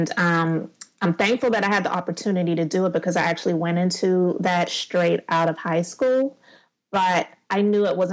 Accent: Charleston, South Carolina, United States; also born or lived in Summerville, South Carolina; I am in Somerville, South Carolina, and I'm from Charleston, which is just 30 minutes outside of the city. So I'm in South Carolina, born and raised

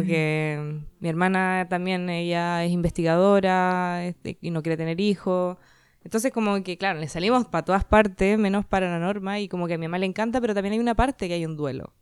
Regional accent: Chile; soy chilena

